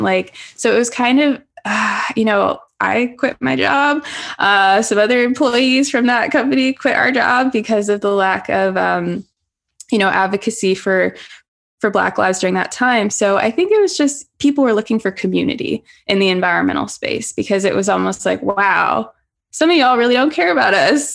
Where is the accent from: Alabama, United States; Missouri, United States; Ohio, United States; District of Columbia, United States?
Missouri, United States; St. Louis; now in Southern California, United States; I'm from the Midwest, originally St. Louis, Missouri.